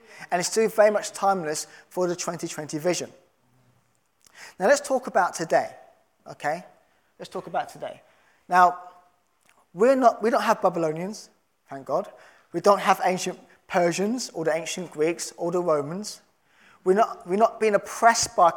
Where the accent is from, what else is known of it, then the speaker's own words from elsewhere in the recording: London, United Kingdom; I'm a Londoner